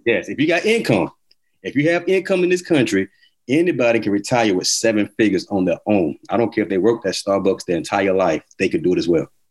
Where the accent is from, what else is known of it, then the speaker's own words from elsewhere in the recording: Atlanta, Georgia, United States; moved away; also born or lived in Miami, Florida / Elizabeth City, North Carolina / Montgomery, Alabama; I'm originally from Atlanta, Georgia